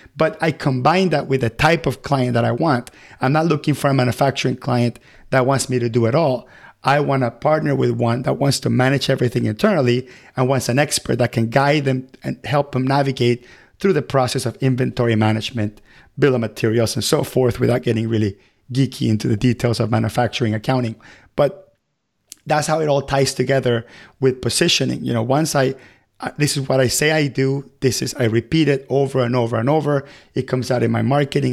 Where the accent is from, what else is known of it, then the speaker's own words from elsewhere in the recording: Venezuela; now in United States; I come from Venezuela, and I remember when I used to live there